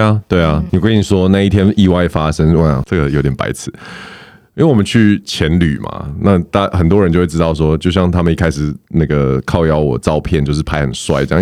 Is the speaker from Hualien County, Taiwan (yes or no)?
no; Taoyuan, Taiwan; 因为我是桃园人，我家其实没有很远